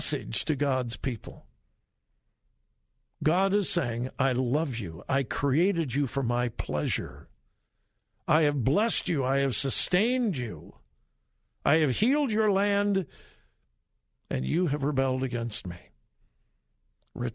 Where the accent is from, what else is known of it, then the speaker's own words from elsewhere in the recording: California, United States; moved away; I grew up in California, in the golden years of California.